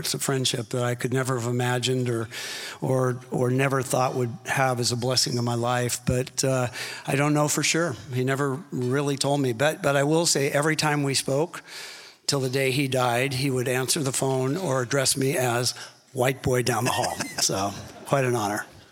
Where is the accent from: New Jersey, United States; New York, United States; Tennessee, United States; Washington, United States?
Washington, United States; Seattle; I grew up in Seattle, Washington